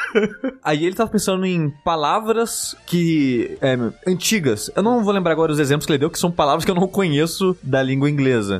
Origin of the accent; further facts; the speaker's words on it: Brazil; minha cidade natal, que é Luiz